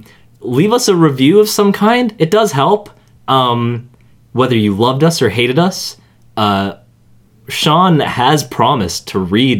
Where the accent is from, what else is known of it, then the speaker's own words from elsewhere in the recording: Toronto, Ontario, Canada; we're from Toronto.